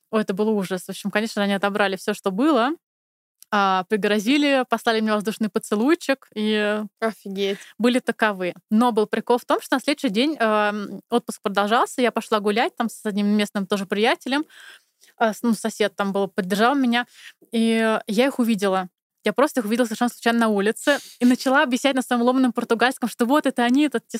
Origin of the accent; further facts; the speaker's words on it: Moscow, Russia; moved away as an adult; now in Germany; я …, мне 35 лет, я приехала из Москвы где-то три с половиной года назад.